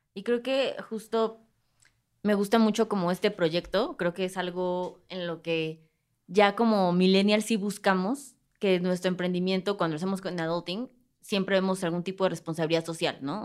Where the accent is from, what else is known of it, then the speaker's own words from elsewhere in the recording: Mexico; como mexicanos